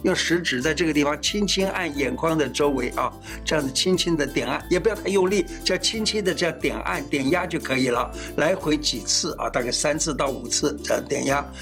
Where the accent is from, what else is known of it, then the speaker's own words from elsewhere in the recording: Taiwan; 我们台湾人呢大概有三十万人患有青光眼